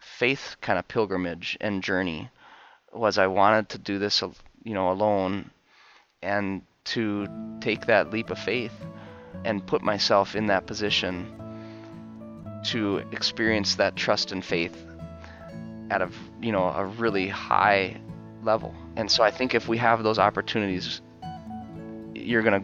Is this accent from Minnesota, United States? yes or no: yes; Fergus Falls, Minnesota, United States; also born or lived in Fargo, North Dakota; I found a teaching position down in my hometown, Fergus Falls, Minnesota, and I am teaching there now